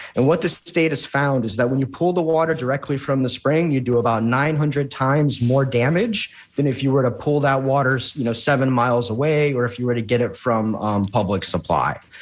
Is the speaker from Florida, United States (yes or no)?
yes; Jacksonville, Florida, United States; I'm a native Floridian, born and raised in Jacksonville